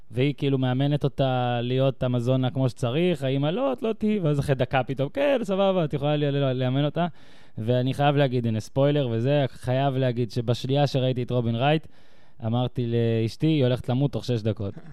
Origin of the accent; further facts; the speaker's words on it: the North, Northern District, Israel; moved away as an adult; now in Tel Aviv, Israel; אני גדלתי בצפון, ב-2006 הגעתי לתל אביב